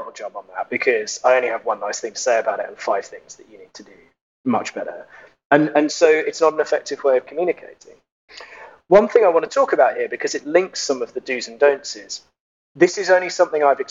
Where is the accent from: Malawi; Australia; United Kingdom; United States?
United Kingdom; now in Germany; I'm British. I live in Germany.